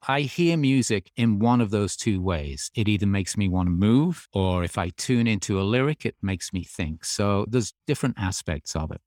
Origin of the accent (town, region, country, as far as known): Birmingham, West Midlands, United Kingdom; born or raised there; moved away as an adult; also born or lived in Australia; now in United States